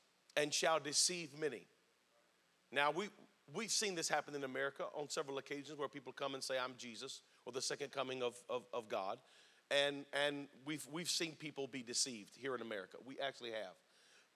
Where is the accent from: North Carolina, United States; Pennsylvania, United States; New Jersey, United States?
North Carolina, United States; Spring Lake; also born or lived in Fort Bragg, North Carolina; I was raised on Fort Bragg, lived in Spring Lake, North Carolina my whole life.